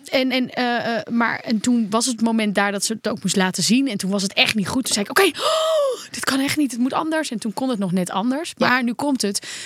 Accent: Netherlands; Als Nederlanders

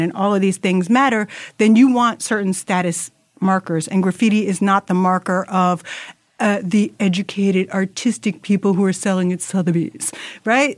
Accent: New York City, New York, United States; as a New Yorker

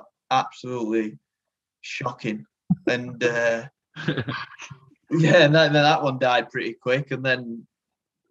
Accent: Rotherham, Yorkshire and the Humber, United Kingdom; we're like from the Rotherham area, like Rotherham Barnsley area.

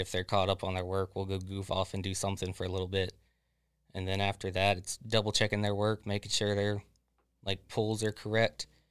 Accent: Florida, United States; Florida born and raised, uh, about forty-five minutes south of Leesburg

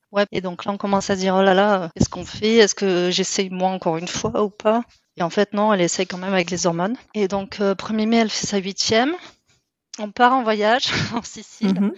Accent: south of France, France; moved away as an adult; now in Netherlands; je viens du sud de la France

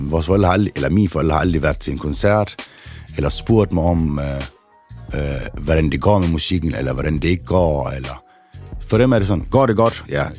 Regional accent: Aarhus, Central Denmark Region, Denmark; Trillegården, hvor jeg kommer fra, har altid været et lille sted

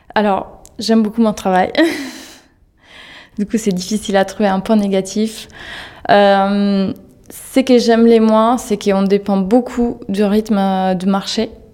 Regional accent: Italy; French is a second language; moved away as an adult; now in Paris, France; géographiquement, je viens d'Italie

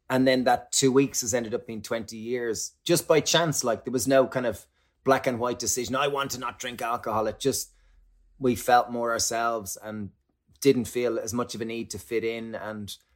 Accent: Ireland; growing up in Ireland, alcohol and similarly probably in the UK alcohol is like the social lubricant

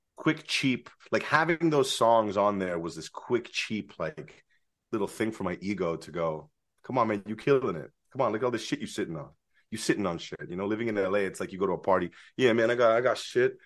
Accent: San Francisco, California, United States; moved away as an adult; also born or lived in Los Angeles; now in San Francisco, United States; When I was growing up in San Francisco

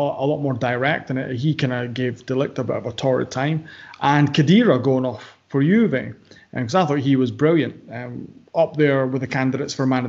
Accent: Ireland; I'm from Ireland.

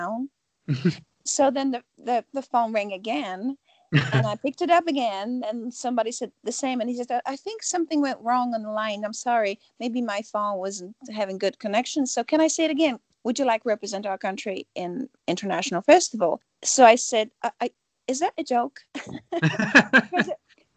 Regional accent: Poland; growing up in Poland

